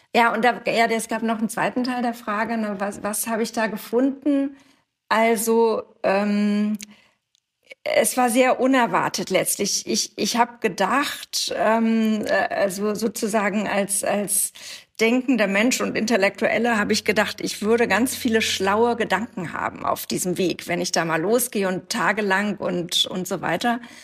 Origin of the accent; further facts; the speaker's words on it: Wedel, Schleswig-Holstein, Germany; ich komme aus Wedel, das ist der Ort, in dem ich aufgewachsen bin, in der Nähe von Hamburg